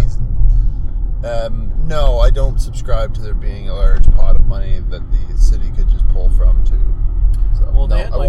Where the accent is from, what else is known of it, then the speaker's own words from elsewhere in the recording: Lower Sackville, Nova Scotia, Canada; moved away as an adult; also born or lived in Antigonish; I kind of moved here to Antigonish, but really I'm from Sackville.